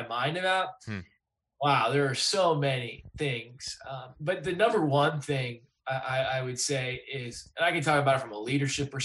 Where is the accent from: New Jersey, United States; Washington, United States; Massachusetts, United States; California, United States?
Massachusetts, United States; Clinton; moved away; also born or lived in Los Angeles; I'm from Clinton, Massachusetts, and I work now at Circa Interactive